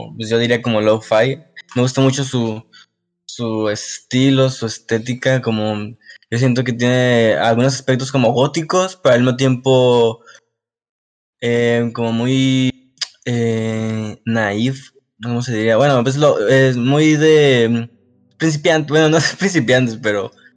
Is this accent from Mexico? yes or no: yes; Mexico; lo que somos como consumidores en Latinoamérica, en México